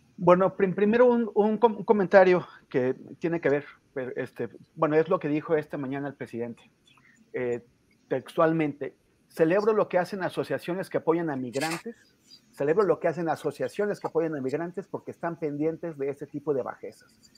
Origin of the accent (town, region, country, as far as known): Mexico